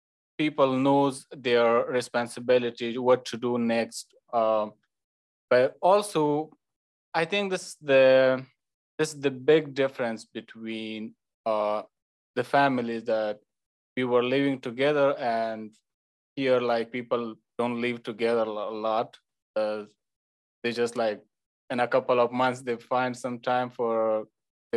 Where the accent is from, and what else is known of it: Afghanistan; born or raised there; moved away as an adult; now in Doylestown, United States